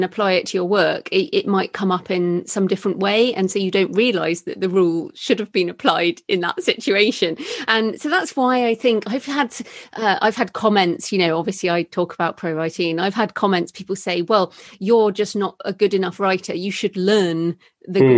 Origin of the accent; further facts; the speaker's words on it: United Kingdom; I'm British like you